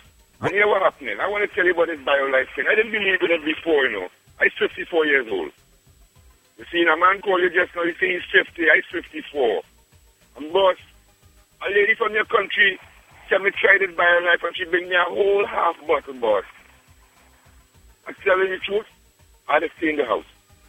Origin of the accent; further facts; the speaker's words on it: Trinidad & Tobago; moved away; I'm from Trinidad